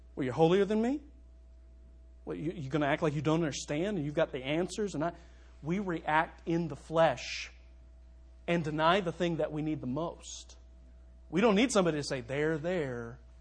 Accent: Louisville, Kentucky, United States; moved away as an adult; now in Minster, United States; Louisville, my hometown

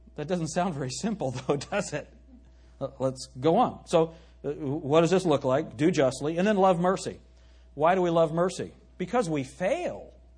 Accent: United States; we as American Christians

